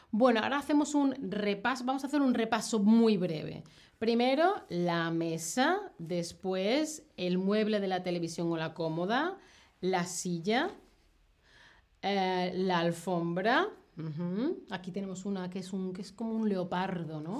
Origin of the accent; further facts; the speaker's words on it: southern Spain, Spain; Yo, que soy del sur de España